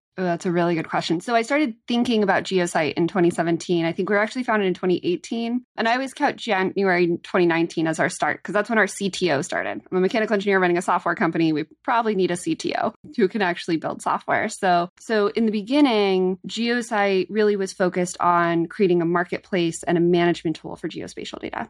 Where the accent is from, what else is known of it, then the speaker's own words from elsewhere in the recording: California, United States; as a Californian